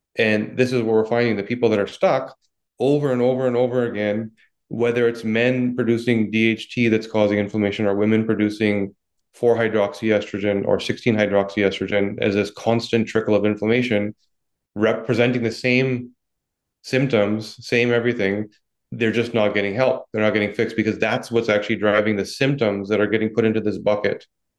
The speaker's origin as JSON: {"language": "English", "town": "Vancouver", "region": "British Columbia", "country": "Canada", "tie": "born or raised there", "accent": "Vancouver accent", "lives_now": "Toronto, Canada", "said": "Well, yeah, I grew up in Vancouver, moved to Toronto."}